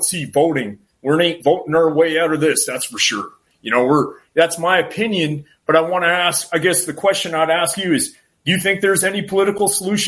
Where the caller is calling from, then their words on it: Canada; I'm calling from the cold climate of Canada. That's where I'm calling from.